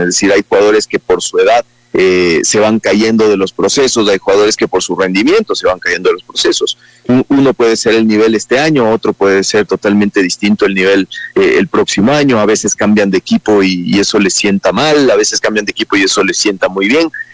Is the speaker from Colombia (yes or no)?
no; Ecuador; como buenos ecuatorianos